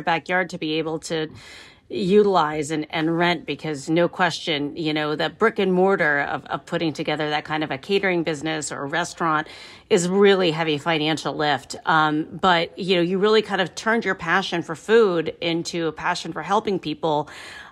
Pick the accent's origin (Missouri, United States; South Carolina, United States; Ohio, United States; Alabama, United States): Ohio, United States; Canal Fulton, Ohio, my home state.